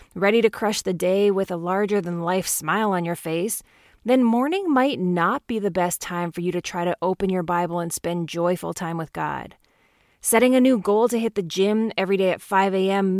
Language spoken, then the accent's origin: English; Canada; growing up in Canada